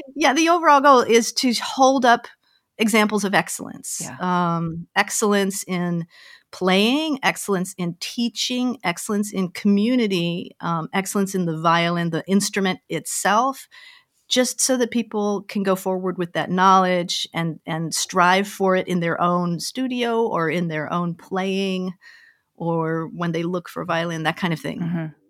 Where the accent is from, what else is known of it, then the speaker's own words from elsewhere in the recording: Denver, Colorado, United States; moved away as an adult; also born or lived in Omaha / Pasadena; I grew up in Denver, Colorado